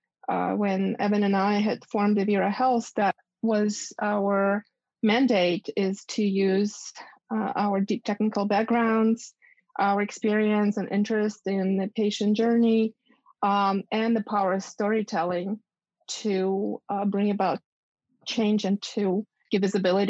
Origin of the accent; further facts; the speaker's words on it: Ukraine; moved away as an adult; also born or lived in Boston, United States; now in United States; growing up in Ukraine